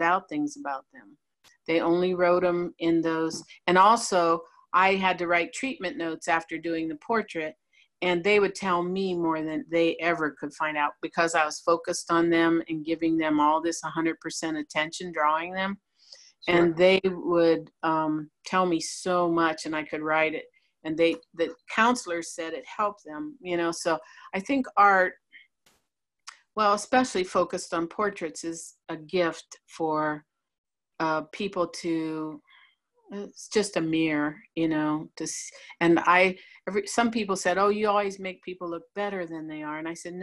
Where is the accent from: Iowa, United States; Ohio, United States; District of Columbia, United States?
Ohio, United States; St. Rose; I grew up in St. Rose, Ohio, a little small town